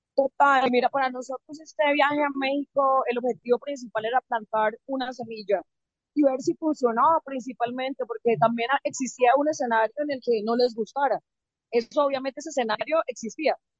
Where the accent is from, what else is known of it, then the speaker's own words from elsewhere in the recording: Santander, Colombia; soy de Santander